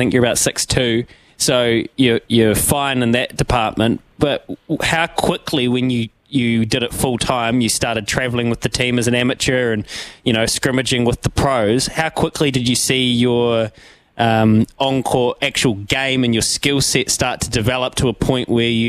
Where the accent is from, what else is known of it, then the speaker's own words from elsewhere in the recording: Leithfield, Canterbury, New Zealand; we're both from Leithfield, which is just a tiny little place in North Canterbury.